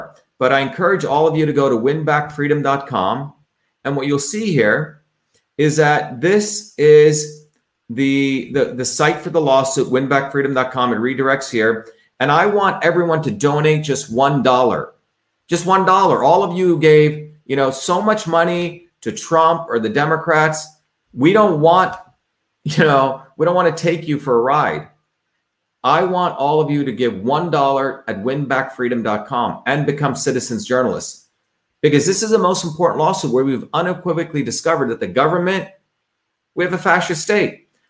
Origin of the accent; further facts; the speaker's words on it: India; also born or lived in New Jersey; now in United States; growing up in India, when I realized that I grew up in a caste system, that we were treated differently because of where we were born in, came to the United States, grew up in the working class towns of New Jersey.